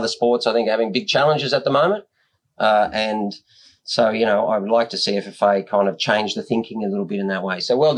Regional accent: Australia; And I always thought that was our job because we are Australian.

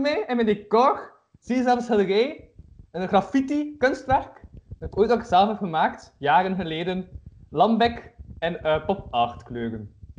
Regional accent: Kortrijk, Flanders, Belgium; ik ben van Kortrijk

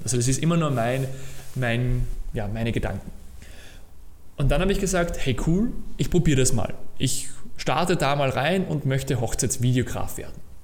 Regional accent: Austria; ich war in der HTL, Höhere Technische Lehranstalt, bei uns in Österreich, habe dort meine Matura gemacht

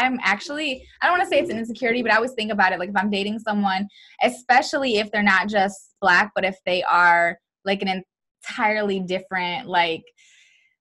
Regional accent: Lansing, Michigan, United States; I grew up in Lansing is very diverse, very integrated, so I grew up around a lot of different races

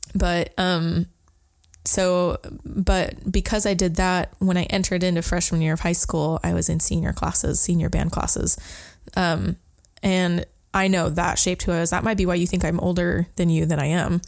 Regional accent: Sandy, Oregon, United States; I grew up in a little town called Sandy by Mount Hood

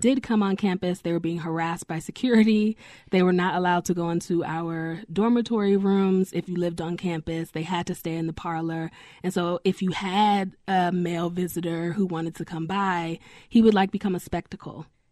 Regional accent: New York, United States; also born or lived in Denver / North Carolina; I'm from New York

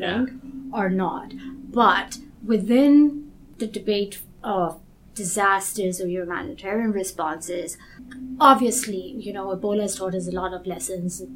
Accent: Kenya; moved away; also born or lived in United States; I'm originally from Kenya, but I've gone to, to school in the US

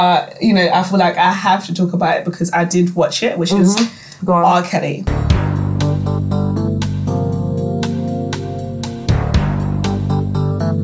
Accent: Zimbabwe; I grew up in Zim and I went to boarding school

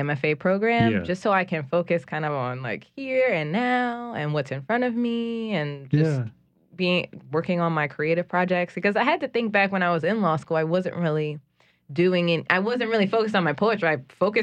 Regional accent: New Orleans, Louisiana, United States; moved away as an adult; also born or lived in Los Angeles / Baton Rouge / Mississippi; I grew up here.

